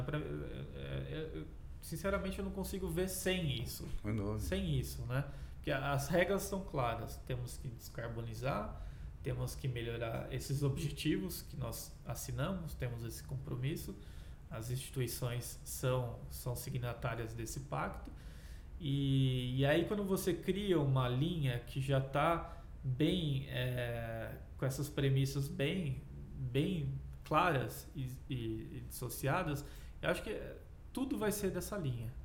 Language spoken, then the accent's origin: Portuguese; Brazil; como pesquisador, como cidadão, como brasileiro